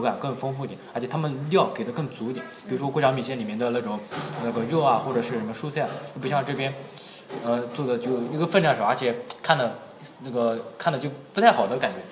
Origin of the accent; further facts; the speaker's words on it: Jiangsu-Zhejiang-Shanghai area, China; 我们江浙沪